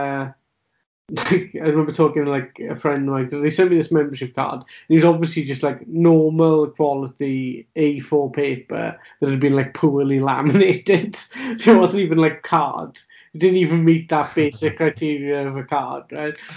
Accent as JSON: {"language": "English", "region": "Wales", "country": "United Kingdom", "said": "as a Welsh speaker"}